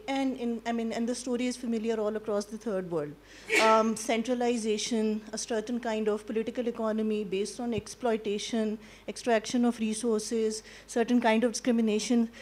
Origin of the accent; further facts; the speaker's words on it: Pakistan; I come from Pakistan